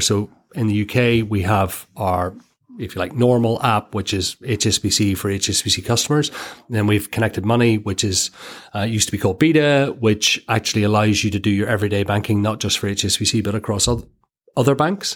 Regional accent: Ireland; Born and bred in Ireland

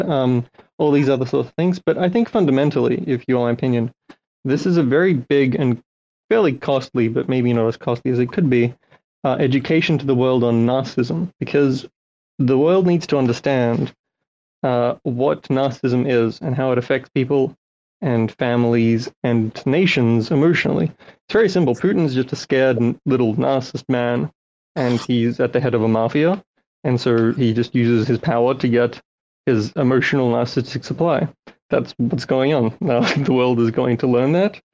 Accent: Australia; also born or lived in Ukraine; I grew up in Australia mostly, and uh, I had to sort of describe myself as Russian because people didn't know what Ukraine was.

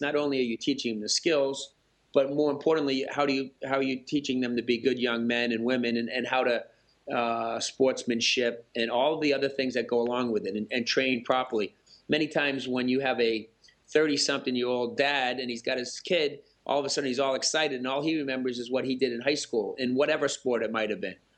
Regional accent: Massachusetts, United States; now in Michigan, United States; I grew up in Massachusetts, now living in Michigan.

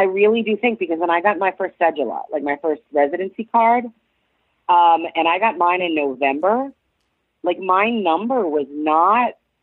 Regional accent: United States; moved away as an adult; also born or lived in Pennsylvania / North Carolina / Portland, Oregon; now in San Juan del Sur, Nicaragua; I grew up in Pennsylvania, North Carolina

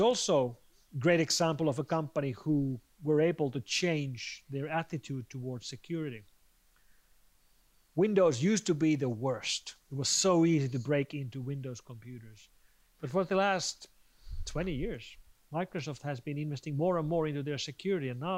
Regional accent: Finland; my home country of Finland

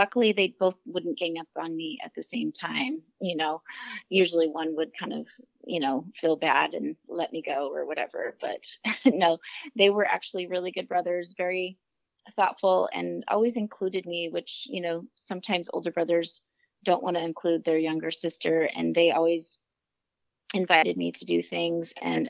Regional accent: Kennewick, Washington, United States; So yeah, I grew up in Eastern Washington in a town named Kennewick, which is part of the Tri-Cities, which is Richland, Pasco, and Kennewick.

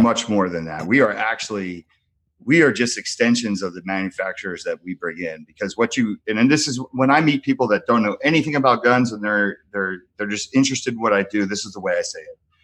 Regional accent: United States; moved away; also born or lived in New Jersey / San Francisco, California; I grew up in Jersey and San Francisco

